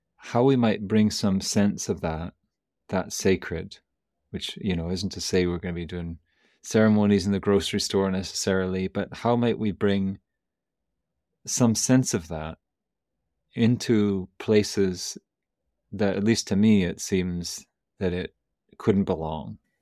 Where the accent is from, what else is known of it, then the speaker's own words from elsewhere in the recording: Canada; I'm from Canada